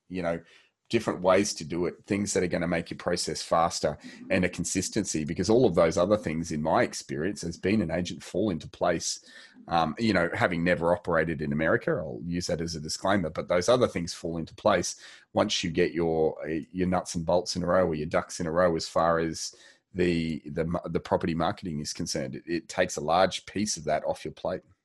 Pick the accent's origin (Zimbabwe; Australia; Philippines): Australia; we are Australian